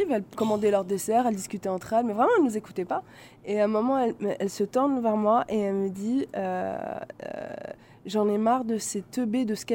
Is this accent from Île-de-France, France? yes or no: yes; Paris, Île-de-France, France; Moi, je suis de Paris.